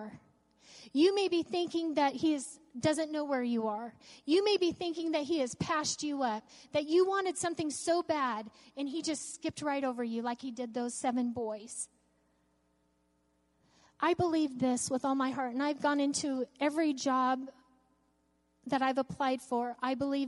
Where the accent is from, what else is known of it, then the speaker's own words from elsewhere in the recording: Goldendale, Washington, United States; I was born in Goldendale, Washington, a very, very, very small town